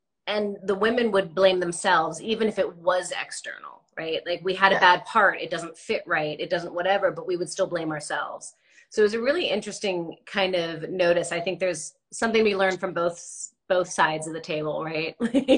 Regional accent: New Jersey, United States; I'm from New Jersey

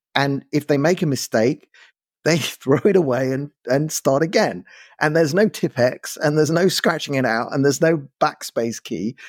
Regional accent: London, United Kingdom; accent: London; also born or lived in South Africa; now in Israel; I grew up in London. Yeah, that's true. My accent is London

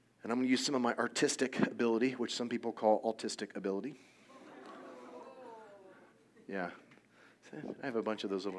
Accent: Indiana, United States; I grew up in Indiana, it's a very, very conservative

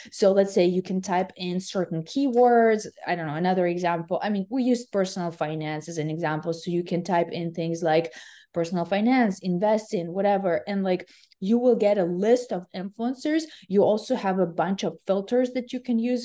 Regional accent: Ukraine; now in West Coast, United States; I'm originally from Ukraine

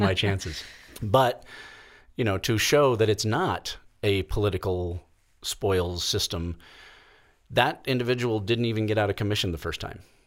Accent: Kansas City, United States; now in Colorado, United States; I grew up in the Kansas City area, um, for the most part

